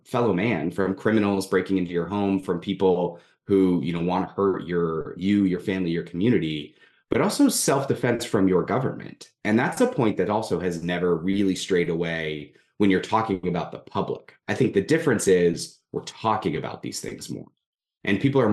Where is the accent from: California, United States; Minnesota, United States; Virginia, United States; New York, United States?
California, United States; I'm originally from California